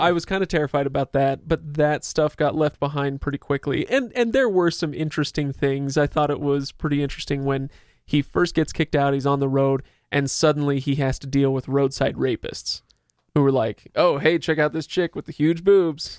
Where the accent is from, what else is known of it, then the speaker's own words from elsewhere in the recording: Utah, United States; we're from Utah